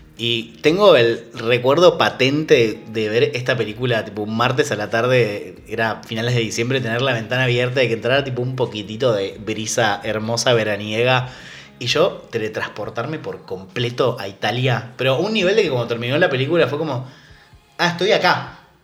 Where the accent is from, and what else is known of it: Argentina